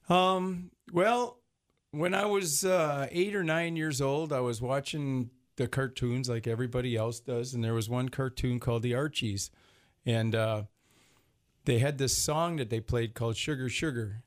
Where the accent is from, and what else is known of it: Detroit, Michigan, United States; born or raised there